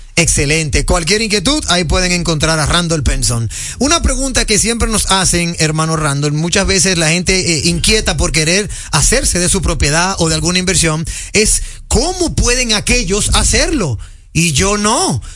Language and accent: Spanish; Dominican Republic; somos dominicanos